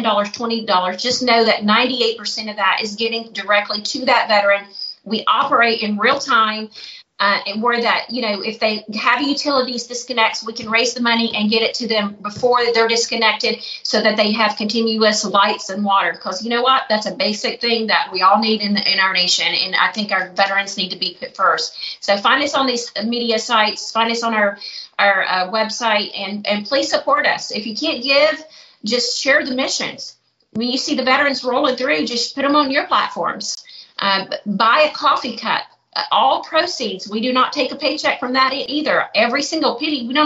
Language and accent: English; the South, United States; moved away as an adult; also born or lived in Youngstown, Ohio; now in Murfreesboro, United States; I grew up in the South